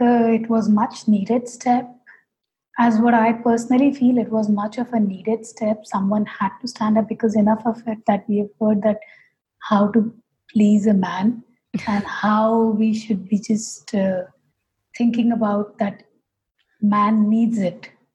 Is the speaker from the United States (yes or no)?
no; Kolkata, West Bengal, India; moved away as an adult; now in Hyderabad, India; my home state being calcutta